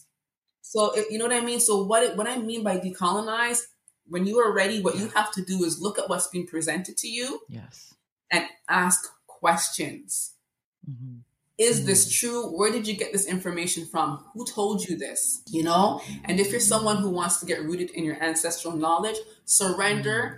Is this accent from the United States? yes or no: no; Jamaica; also born or lived in Regent Park, Toronto, Canada; now in Canada; I grew up in Jamaica